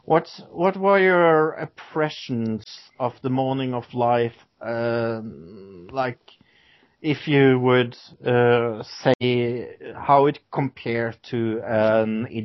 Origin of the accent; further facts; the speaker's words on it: Norway; English is a second language; I'm from Norway